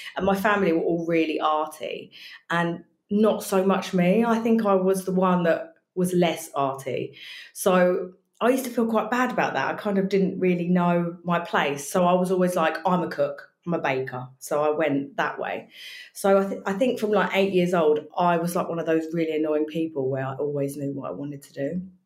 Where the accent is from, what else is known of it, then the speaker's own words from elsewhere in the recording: Brighton, South East England, United Kingdom; now in Essex, United Kingdom; I'm actually from Brighton.